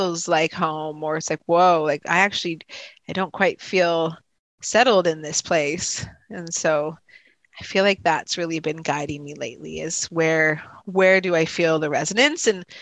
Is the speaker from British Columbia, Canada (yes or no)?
no; Regina, Saskatchewan, Canada; moved away; I was born in Regina, Saskatchewan.